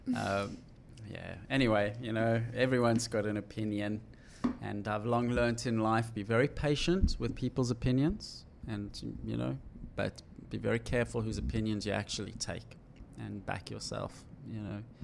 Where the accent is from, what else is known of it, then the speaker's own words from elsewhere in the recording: South Africa; When I was growing up in South Africa